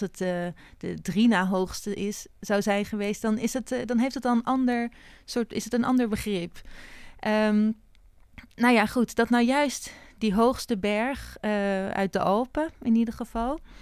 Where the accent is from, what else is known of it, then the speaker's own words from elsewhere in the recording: Haarlem, North Holland, Netherlands; ik ben in Haarlem opgegroeid